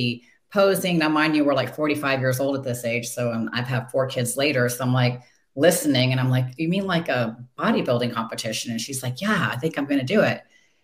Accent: Detroit, Michigan, United States; I was born in Detroit, so we like Michigan

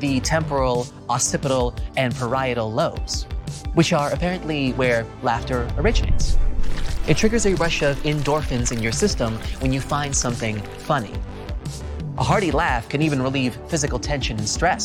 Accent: California, United States; my home state of California

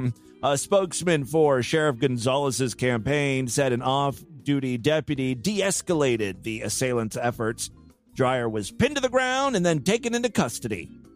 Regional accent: Ohio, United States; This one comes from my home state of Ohio.

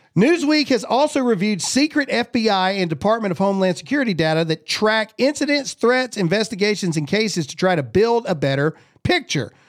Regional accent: Mississippi, United States; I'm from Mississippi.

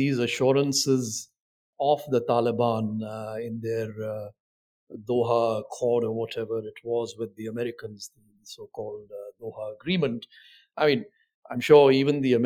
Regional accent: India

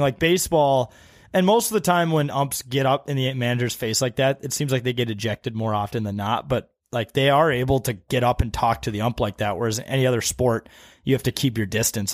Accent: Wisconsin, United States; I grew up in Wisconsin

